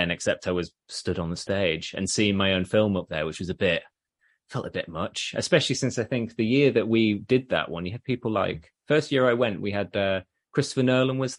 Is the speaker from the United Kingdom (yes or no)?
yes; Leeds, Yorkshire and the Humber, United Kingdom; I'm from Leeds and York's only a hop, skip and a jump away.